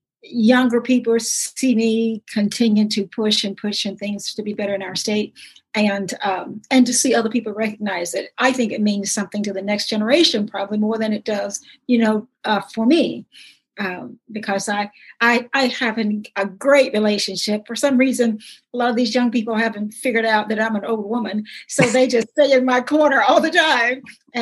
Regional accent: Willisville, United States; it made growing up in Willisville for me

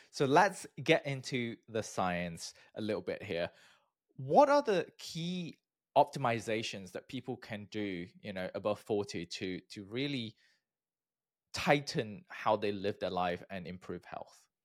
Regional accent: Malaysia; moved away as an adult; also born or lived in United Kingdom; I'm from Malaysia

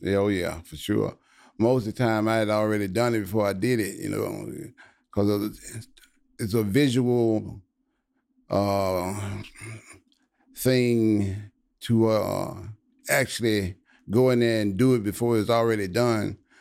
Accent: Louisiana, United States; moved away as an adult; now in Texas, United States; I was from Louisiana and I lived in Louisiana my whole life. But when I graduated college, and I moved to Texas.

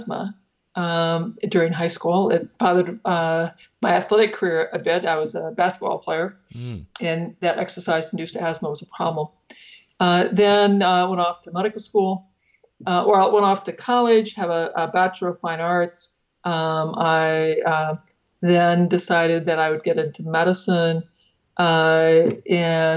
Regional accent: Northeast Iowa, United States; I grew up in Northeast Iowa on a family farm.

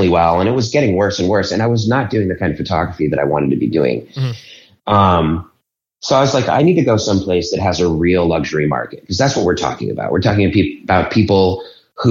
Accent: Boulder, Colorado, United States; moved away as an adult; also born or lived in Denver, Colorado; now in Philadelphia, United States; I'm actually from Boulder, which is next to Denver

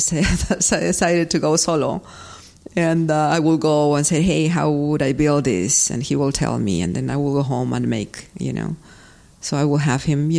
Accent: Peru; moved away; growing up in Peru, I was around people that make some clay work

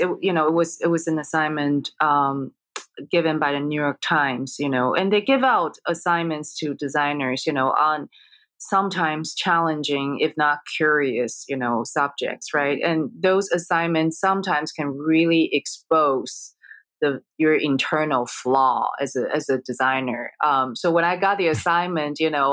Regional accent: Taiwan; moved away; I grew up in Taiwan. My parents are from China

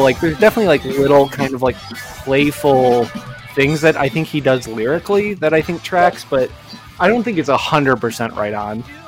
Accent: Hammond, Indiana, United States; I grew up in Hammond, Indiana, which is like mm-hmm. right on the border of Chicago

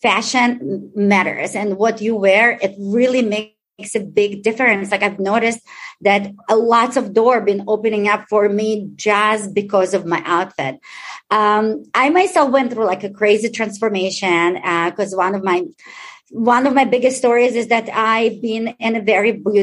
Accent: Israel; English is a second language; moved away as an adult; also born or lived in Ukraine; now in Chicago, United States; I was born in Ukraine, raised in Israel

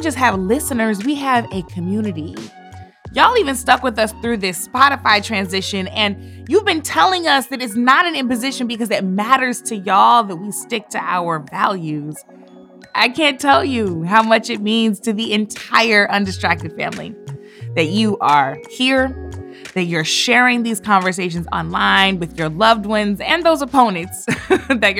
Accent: St. Louis, Missouri, United States; leaving my hometown of St. Louis

